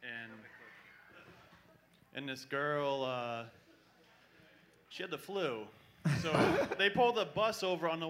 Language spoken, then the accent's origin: English; Connecticut, United States; Grizzle, Connecticut